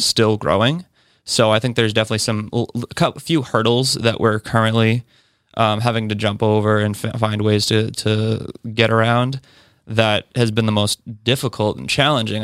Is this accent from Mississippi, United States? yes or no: no; Westford, Massachusetts, United States; moved away as an adult; now in Somerville, United States; from Westford, Massachusetts